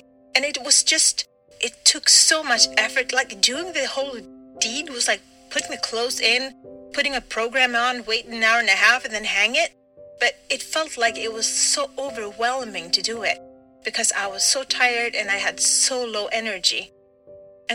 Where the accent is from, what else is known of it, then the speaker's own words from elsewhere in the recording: Sweden; I'm from Sweden